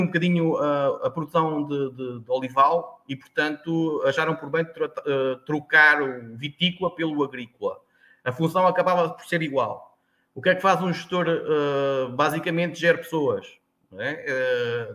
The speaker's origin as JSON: {"language": "Portuguese", "town": "Tomar", "region": "Centro", "country": "Portugal", "tie": "born or raised there", "also_born_or_lived": "Sertã, Beira", "moved": "yes", "lives_now": "Alentejo, Portugal", "said": "digo que sou de Tomar"}